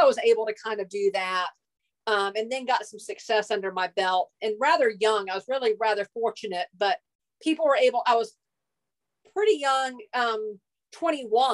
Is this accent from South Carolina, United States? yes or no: yes; Hilton Head Island, South Carolina, United States; I grew up on Hilton Head Island, South Carolina.